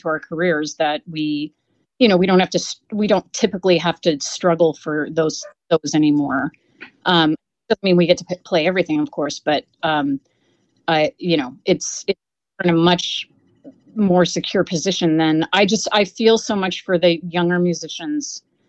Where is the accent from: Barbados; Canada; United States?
Canada